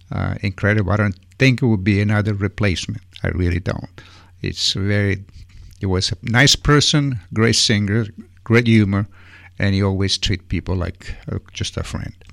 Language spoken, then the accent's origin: English; Italy; moved away; I mean, I remember when I came from Italy, every weekend it was three, four different dances.